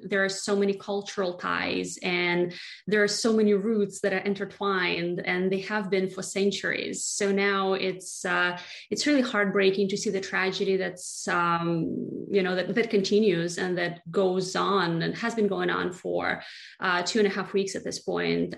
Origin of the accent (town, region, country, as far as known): Russia; moved away as an adult; now in United States